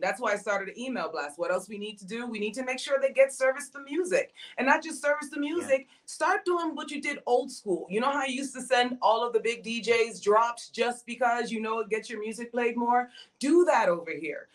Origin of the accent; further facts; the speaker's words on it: Jamaica; I'm Jamaican